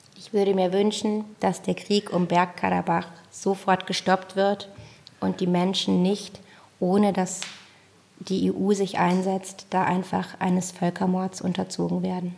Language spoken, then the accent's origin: German; Germany; als Deutsche